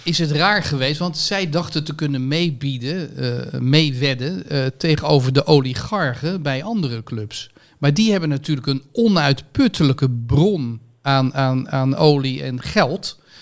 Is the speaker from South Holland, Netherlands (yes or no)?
yes; Rotterdam, South Holland, Netherlands; ik kom uit Rotterdam